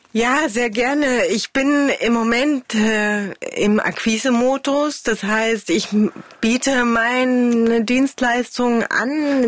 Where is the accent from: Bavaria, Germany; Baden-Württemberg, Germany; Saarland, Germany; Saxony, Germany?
Saxony, Germany; Chemnitz; moved away as an adult; also born or lived in Glauchau / Paris / Hamburg / Berlin; ich bin in Karl-Marx-Stadt groß geworden